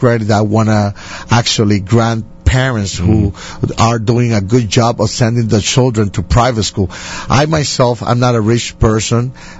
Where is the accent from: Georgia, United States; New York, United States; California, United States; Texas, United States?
New York, United States; Bronx; born there; I was born here in the Bronx when I was born.